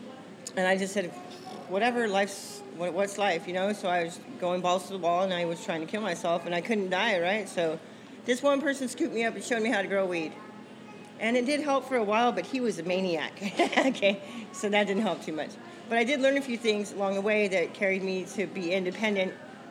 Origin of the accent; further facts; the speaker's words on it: San Luis Obispo County, California, United States; moved away as an adult; also born or lived in Baldwin Park, California; now in Hanford, United States; I was born in Baldwin Park, California, which is L.A. Yeah, I know where Baldwin Park is. And then I was raised in San Luis Obispo County.